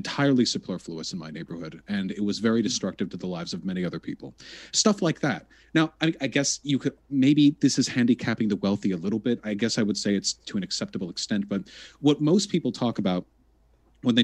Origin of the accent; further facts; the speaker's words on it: Beverly Hills, California, United States; I grew up in Beverly Hills